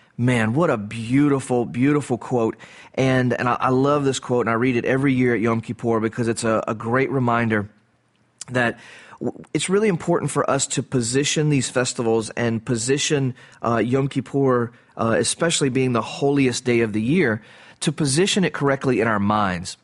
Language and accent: English; the South, United States; I grew up in the South. I live in the South.